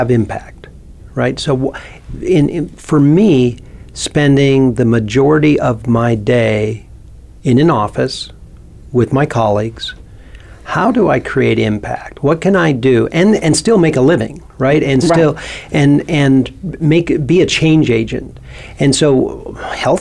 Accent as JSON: {"language": "English", "town": "St. Cloud", "region": "Minnesota", "country": "United States", "tie": "born or raised there", "said": "He lived in a small town where I grew up in St. Cloud, Minnesota"}